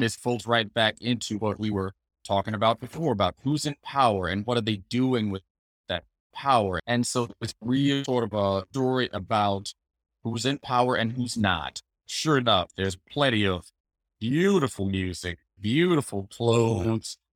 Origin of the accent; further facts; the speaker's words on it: the South, United States; being a man of color, growing up in the South